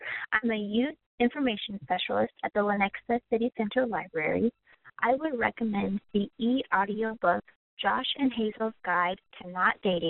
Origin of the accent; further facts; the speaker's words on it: Russia; accent: Russian; English is a second language; moved away; I'm originally from Russia